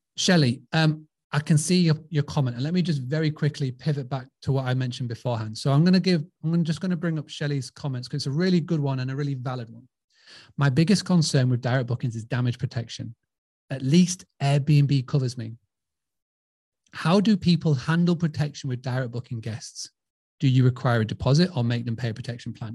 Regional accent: Scarborough, Yorkshire and the Humber, United Kingdom; accent: English; I'm from Scarborough. You can tell by this dodgy accent. I'm from a, a, little seaside town called Scarborough

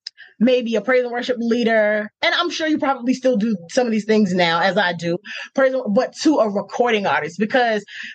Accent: Norcross, Georgia, United States; accent: Southern; also born or lived in New York; I was raised in Norcross, Georgia, Gwinnett County

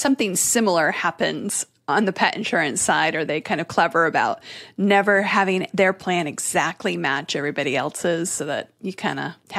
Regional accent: Connecticut, United States; I grew up in Connecticut, where everybody was in the insurance industry.

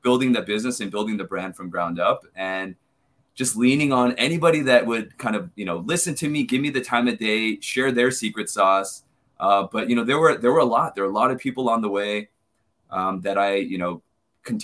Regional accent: Southern California, United States; moved away as an adult; now in New York City, United States; growing up in Southern California

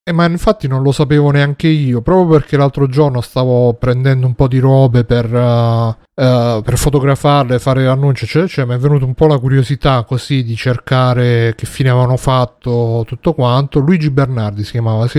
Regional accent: Taranto, Apulia, Italy; da quando sono tornato qui giù a Taranto

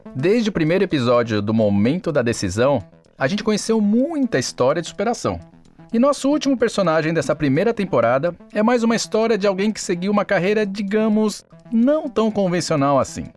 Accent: Santo André, São Paulo, Brazil; Lá onde eu nasci mesmo, em Santo André

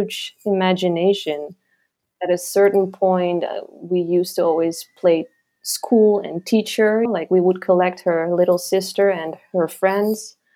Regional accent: eastern Netherlands, East Netherlands, Netherlands; English is a second language; moved away as an adult; now in Marrakesh, Morocco; I grew up in a very tiny village in the east part of the Netherlands, near the German border

